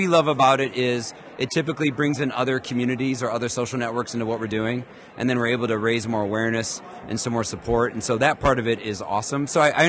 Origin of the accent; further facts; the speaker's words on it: Chicago, Illinois, United States; I'm from Chicago, too.